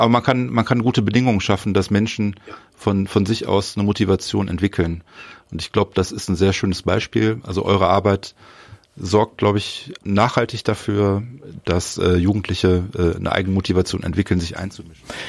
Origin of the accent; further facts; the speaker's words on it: North Rhine-Westphalia, Germany; bei uns in Nordrhein-Westfalen